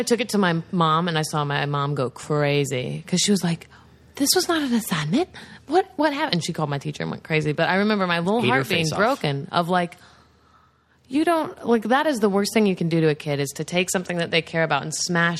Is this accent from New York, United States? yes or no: yes; New York, United States; accent: southern; also born or lived in Tennessee; I moved to New York from Tennessee, so I was already getting made fun of so much for my accent.